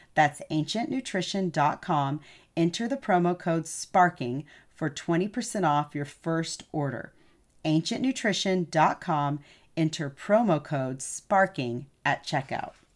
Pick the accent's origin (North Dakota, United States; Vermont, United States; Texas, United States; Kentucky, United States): Texas, United States; I'm a Texan